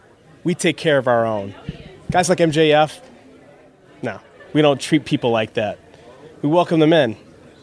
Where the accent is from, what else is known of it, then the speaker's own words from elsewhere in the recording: Chicago, Illinois, United States; I'm in my hometown of Chicago. This is my backyard. Nobody else knows it better than I do.